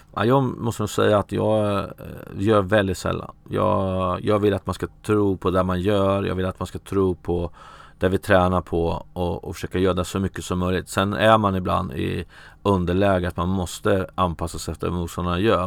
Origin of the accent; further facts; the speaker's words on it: Örebro, Örebro County, Sweden; jag är från Örebro